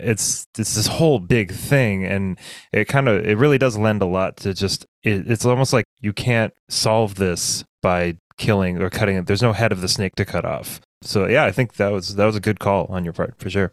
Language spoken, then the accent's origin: English; south of Bend, Central Oregon, United States; I grew up in Central Oregon, in not Bend, which is where people think Central. Like, I was in I was south of Bend, which is like the forest